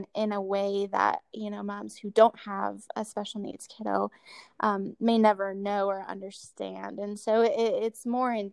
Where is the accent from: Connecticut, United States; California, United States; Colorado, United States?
Colorado, United States; And I grew up in Colorado. My whole family is here.